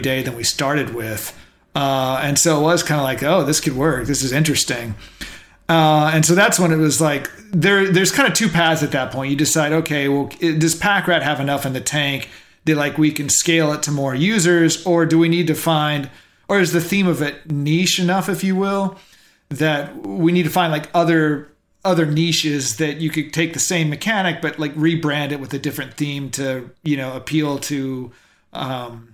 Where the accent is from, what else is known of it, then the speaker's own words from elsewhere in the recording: Dallas, Texas, United States; I'm a kid from Dallas